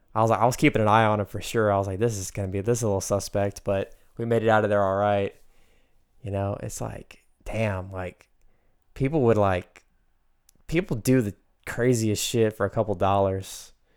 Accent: United States; growing up in America

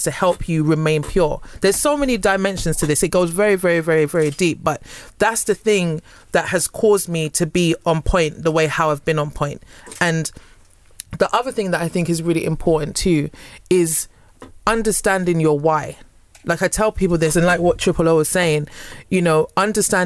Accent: United Kingdom; I'm British, especially when I'm speaking

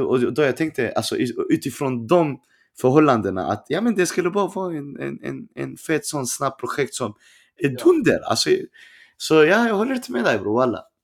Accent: Stockholm, Stockholm County, Sweden; jag är från Rinkeby

